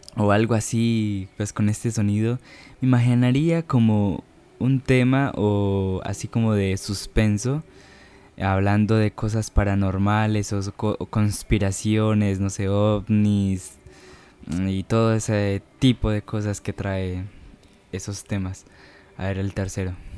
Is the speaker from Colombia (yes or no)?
yes; Medellín, Antioquia, Colombia; accent: paisa; no sé si tendría el acento paisa que, que todos suelen imaginar cuando digo que soy de Medellín, del Valle de Aburrá, Antioquia